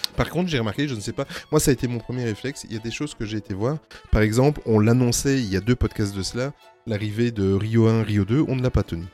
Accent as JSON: {"language": "French", "country": "Belgium", "said": "on est belge"}